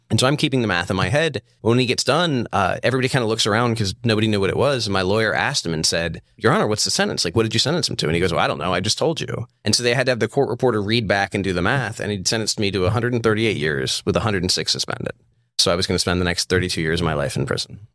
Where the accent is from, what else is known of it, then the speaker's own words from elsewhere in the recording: Charlottesville, Virginia, United States; I'm from Charlottesville, Virginia.